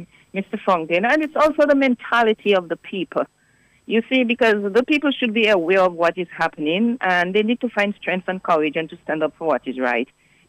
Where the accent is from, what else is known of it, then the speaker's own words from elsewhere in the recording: Dominica; I am from the Northern District, Vickers.